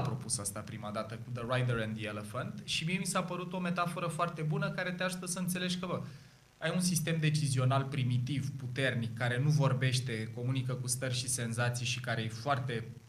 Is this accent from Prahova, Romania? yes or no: yes; Ploiești, Prahova, Romania; eu sunt ploieștean, jet de jet de aici